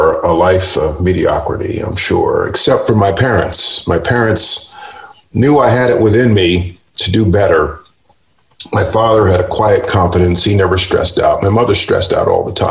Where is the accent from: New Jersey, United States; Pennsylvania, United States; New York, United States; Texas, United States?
New York, United States; Wappingers Falls; born or raised there